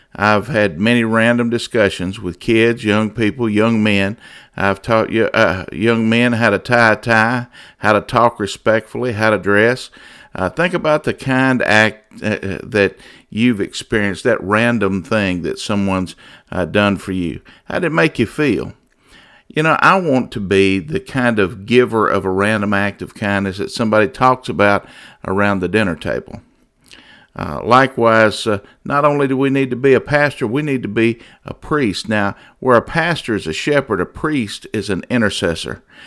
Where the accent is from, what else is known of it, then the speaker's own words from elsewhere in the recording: United States; As an American